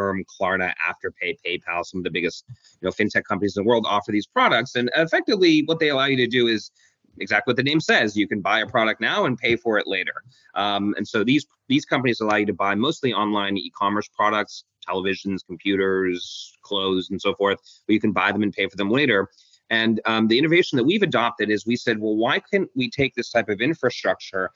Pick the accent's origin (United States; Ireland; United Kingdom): United Kingdom; London; moved away; also born or lived in Hong Kong; I was born in Hong Kong, and then grew up in London, England.